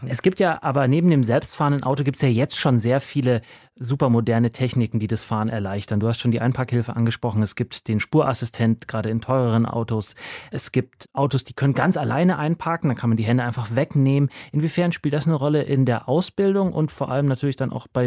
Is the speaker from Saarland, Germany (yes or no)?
no; Berlin, Germany; ich komme auch aus Neukölln.